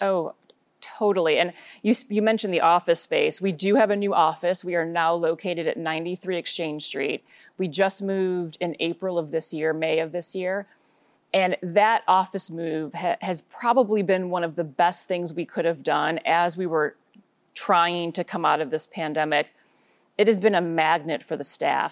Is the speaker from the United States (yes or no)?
yes; suburbs of Chicago, Illinois, United States; moved away as an adult; now in Portland, United States; I was born and raised in Illinois, grew up in the suburbs of Chicago